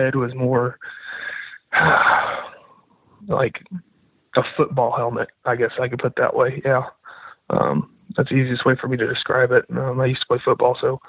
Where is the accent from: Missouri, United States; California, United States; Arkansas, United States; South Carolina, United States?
Arkansas, United States; I'm from Arkansas.